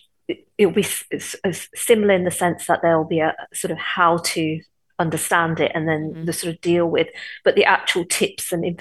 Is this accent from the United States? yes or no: no; Coventry, West Midlands, United Kingdom; Growing up in Coventry, it was quite racist in the 70s